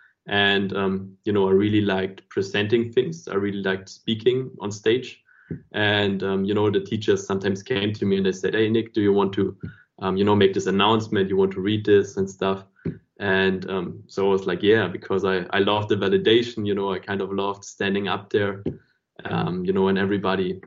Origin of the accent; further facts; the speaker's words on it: Stuttgart, Baden-Württemberg, Germany; I was growing up in Stuttgart